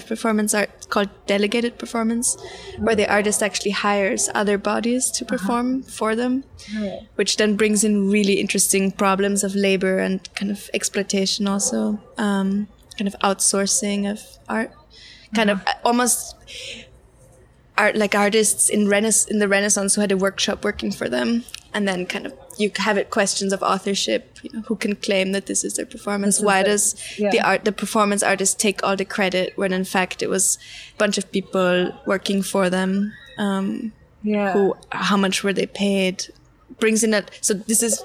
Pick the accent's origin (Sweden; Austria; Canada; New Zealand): Austria; moved away as an adult; also born or lived in London; now in New York, United States; I was born and raised in Austria, but I've been here for a year